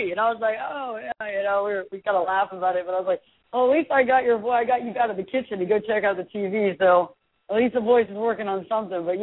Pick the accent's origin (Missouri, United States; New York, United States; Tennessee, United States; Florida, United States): Tennessee, United States; Memphis; heck, I'm from Memphis too.